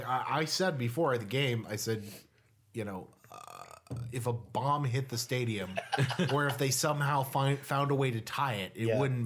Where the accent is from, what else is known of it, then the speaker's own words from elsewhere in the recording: Cleveland, Ohio, United States; we're from Cleveland.